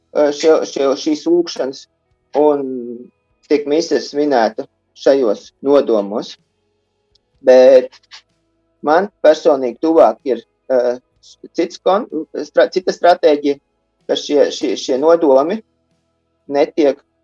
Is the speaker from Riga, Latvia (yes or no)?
yes; Riga, Latvia; moved away as an adult; also born or lived in near Augsburg, Germany; now in Augsburg area, Germany; Es esmu dzimis audzis Rīgā, bet studiju laikā visu, visi dzīves ceļi veda tālāk no Rīgas